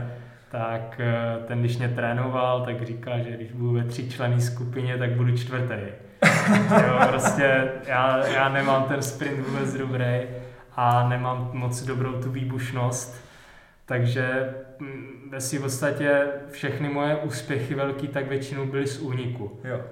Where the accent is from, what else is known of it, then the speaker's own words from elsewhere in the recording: Vysočina Region, Czechia; já jsem z Vysočiny